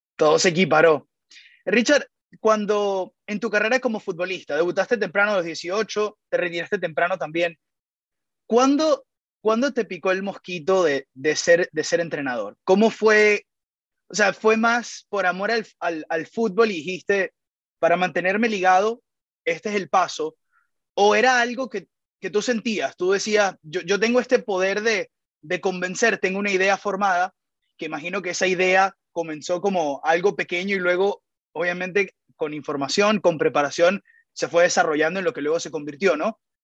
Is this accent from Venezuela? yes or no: yes; Venezuela; nosotros los venezolanos